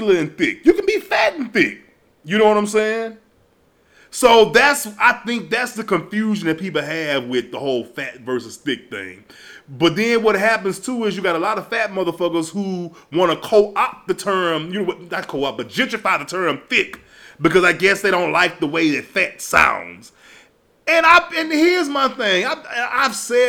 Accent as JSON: {"language": "English", "town": "Baton Rouge", "region": "Louisiana", "country": "United States", "tie": "born or raised there", "said": "I'm from Louisiana. You know, Baton Rouge to be exact. So coming up where I came up"}